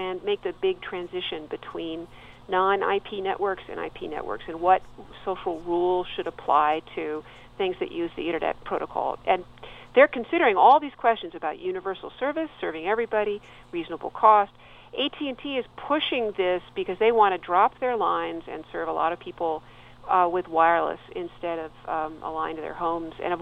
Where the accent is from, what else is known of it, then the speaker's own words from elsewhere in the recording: Santa Monica, California, United States; now in New York, United States; my hometown of Santa Monica